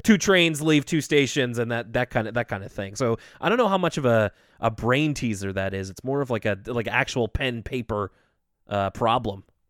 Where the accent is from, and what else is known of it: Canada